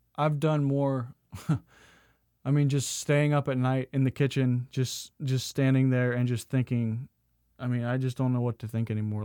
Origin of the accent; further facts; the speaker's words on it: the South, United States; also born or lived in Phoenix; growing up in the South